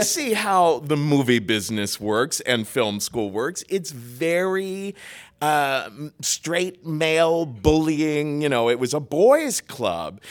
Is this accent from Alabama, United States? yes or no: no; Cincinnati, Ohio, United States; moved away as an adult; also born or lived in New York; I grew up in Cincinnati, Ohio, and very, very Roman Catholic